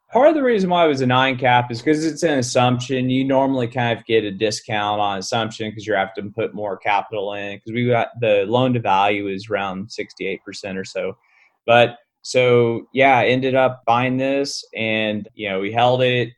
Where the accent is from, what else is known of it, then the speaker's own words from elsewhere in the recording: Fort Worth, Texas, United States; I'm from Fort Worth, Texas